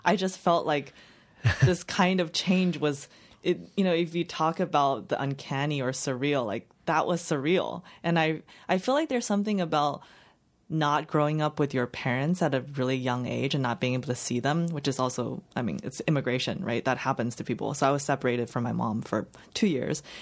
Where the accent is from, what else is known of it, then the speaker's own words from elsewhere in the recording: Los Angeles County, California, United States; English is a second language; also born or lived in China; I grew up in the suburb in L, L, outside of L A, in L A County